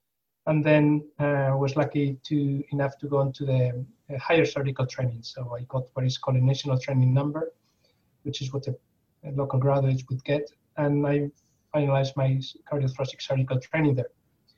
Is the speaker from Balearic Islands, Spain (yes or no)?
no; Basque Country, Spain; first language Spanish; English is a second language; moved away as an adult; also born or lived in England; I'm originally from Spain, from the Basque Country in northern Spain.